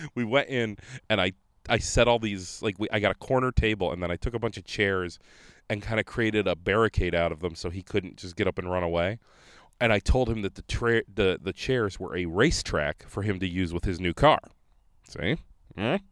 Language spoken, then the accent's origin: English; Conneaut, Ohio, United States; now in Rochester, United States; I grew up in Conneaut, Ohio, small town